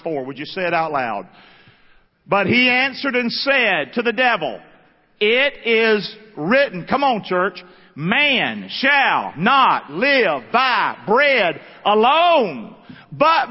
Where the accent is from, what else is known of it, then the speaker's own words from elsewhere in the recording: Rockingham, North Carolina, United States; That's the house I grew up in Rockingham, North Carolina